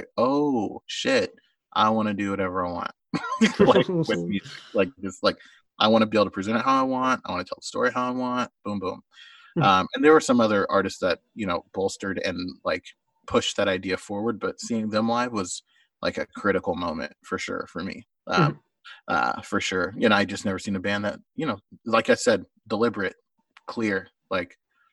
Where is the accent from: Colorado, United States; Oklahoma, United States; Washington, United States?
Oklahoma, United States; my friend Grant, who was a big National fan that I grew up near in Oklahoma